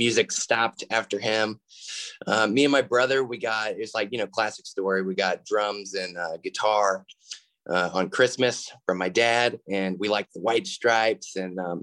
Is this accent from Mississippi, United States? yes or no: no; Indianapolis, Indiana, United States; now in Atlanta, United States; I'm from Indianapolis, living in Atlanta, Georgia